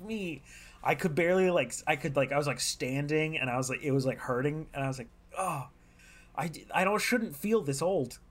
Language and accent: English; California, United States; I'm from California